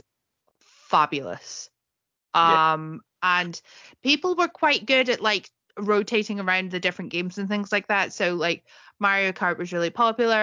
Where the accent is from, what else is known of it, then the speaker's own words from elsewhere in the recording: East Scotland, United Kingdom; accent: East Scottish; my East Scottish accent